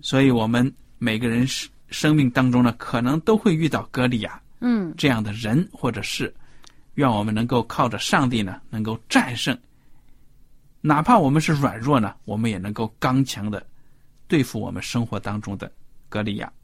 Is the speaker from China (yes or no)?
yes; China; 跟我们中国人平时用的弹弓不一样